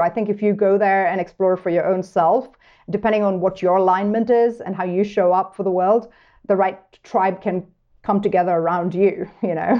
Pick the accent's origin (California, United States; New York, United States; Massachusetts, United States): New York, United States; moved away as an adult; now in Montana, United States; as a New Yorker